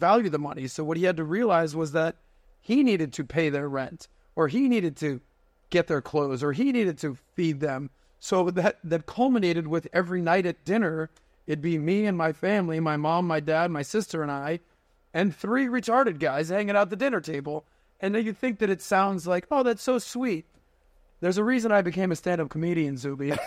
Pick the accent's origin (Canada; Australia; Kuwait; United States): United States; Miami, Florida; born and raised in Miami